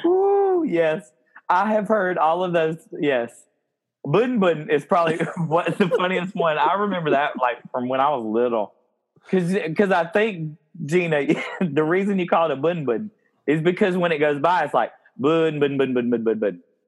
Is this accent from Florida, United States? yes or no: no; upstate South Carolina, United States; I growing up in the South